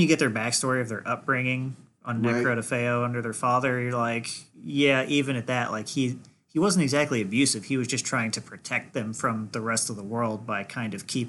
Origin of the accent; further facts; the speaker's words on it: southern Indiana, United States; growing up in southern Indiana